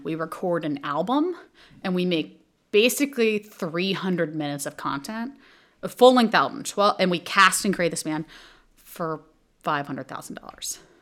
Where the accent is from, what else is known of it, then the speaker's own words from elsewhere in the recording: Texas, United States; moved away as an adult; also born or lived in Montreal, Canada / New York, United States; I'm from Texas.